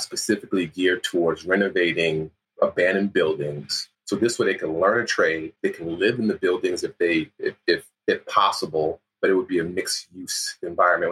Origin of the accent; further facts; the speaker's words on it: New York City, New York, United States; I was born and raised in the Bronx